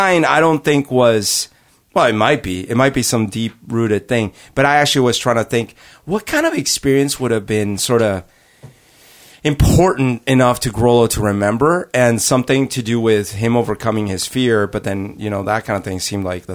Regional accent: Bogotá, Colombia; I grew up in Bogota, and in Bogota, Colombia

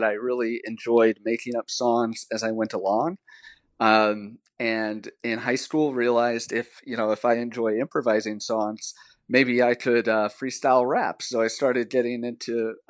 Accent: Texas, United States; I was raised in Texas

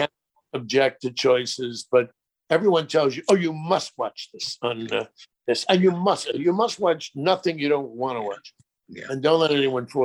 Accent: New York, United States; I'm from New York

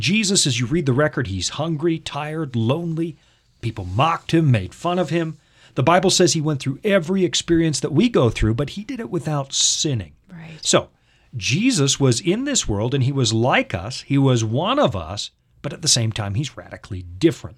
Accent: United States; I'm an American

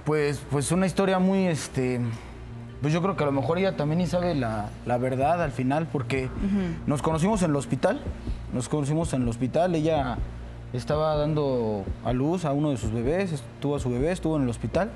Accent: Mexico City, Mexico; hay personas que somos de Tepito

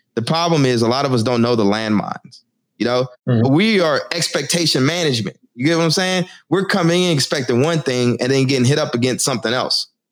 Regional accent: Texas, United States; now in Newark, United States; I'm from Texas. I live in Newark now

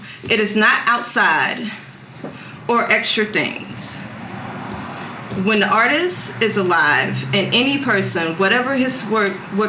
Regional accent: Valletta, Malta; Like I said, I'm from Valletta.

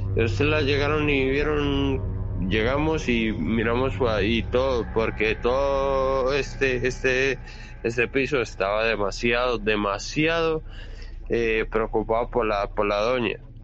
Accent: Colombia; now in Santiago, Chile; yo soy de Colombia, pero que resido aquí en Chile, en Santiago de Chile

